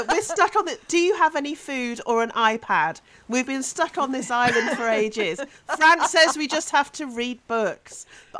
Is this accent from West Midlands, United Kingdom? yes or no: yes; West Midlands, United Kingdom; I grew up in the West Midlands in the 80s.